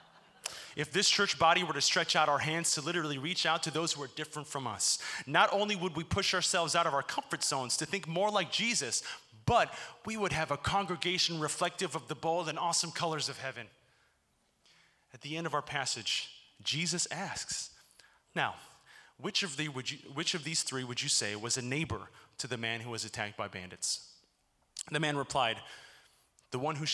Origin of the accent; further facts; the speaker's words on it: Chicago, Illinois, United States; moved away as an adult; also born or lived in Hartville, Ohio; now in Cincinnati, United States; my hometown of Chicago